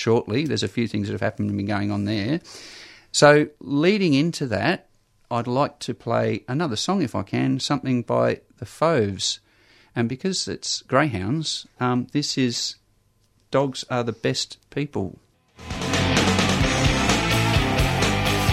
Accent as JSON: {"language": "English", "region": "New South Wales", "country": "Australia", "tie": "born or raised there", "said": "We grew up in New South Wales."}